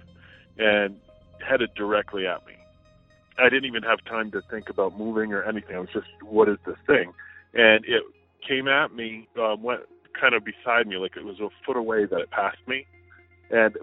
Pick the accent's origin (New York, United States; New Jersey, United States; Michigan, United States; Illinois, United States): New York, United States; upstate; now in New Hampshire, United States; This happened where I grew up in upstate New York.